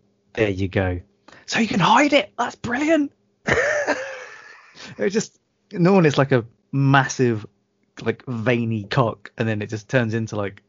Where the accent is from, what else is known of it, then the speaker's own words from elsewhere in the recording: United Kingdom; Or a lorry, because we're British.